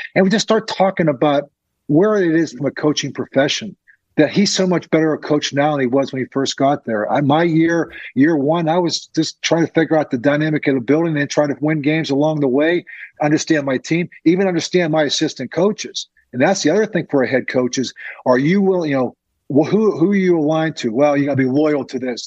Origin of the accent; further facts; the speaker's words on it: Crafton, Pennsylvania, United States; I grew up in Crafton.